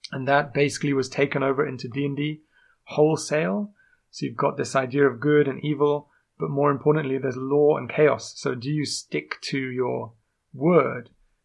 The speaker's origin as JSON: {"language": "English", "region": "England", "country": "United Kingdom", "accent": "strange", "said": "I am indeed English. Although you might not notice from my strange accent."}